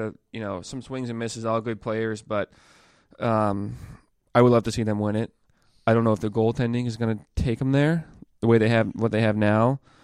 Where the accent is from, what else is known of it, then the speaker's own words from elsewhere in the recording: Boston, Massachusetts, United States; I'm coming from Boston